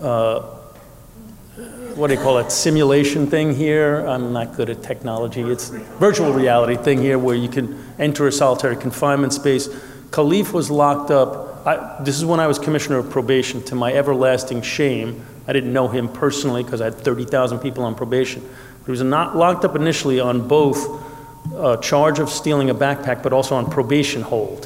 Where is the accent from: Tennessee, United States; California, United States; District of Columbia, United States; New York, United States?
New York, United States; New York City; I grew up in New York City